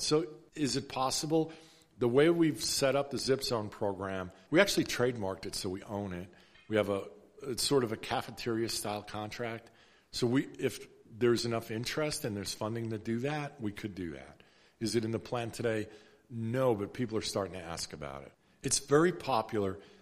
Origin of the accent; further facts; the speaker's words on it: New York, United States; now in Fort Worth, United States; I grew up in New York. My mom's still up there